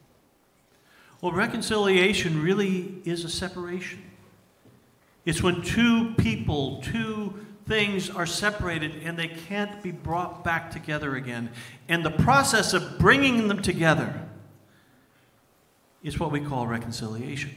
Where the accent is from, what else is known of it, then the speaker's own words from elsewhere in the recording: Milwaukee, Wisconsin, United States; I was growing up in Milwaukee, Wisconsin, and my team was the Milwaukee Braves.